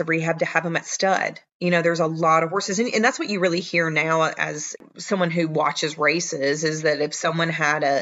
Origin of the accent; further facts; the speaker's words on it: the South, United States; accent: Southern; I'm from the South. If you can't hear it in my accent